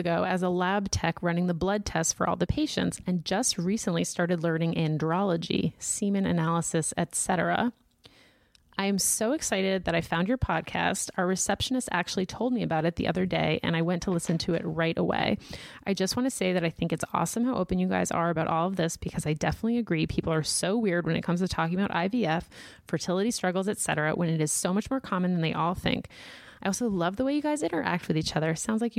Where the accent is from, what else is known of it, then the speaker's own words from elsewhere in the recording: Washington, United States; I actually went to school down in Southern California, but I'm originally from Washington and came back after school.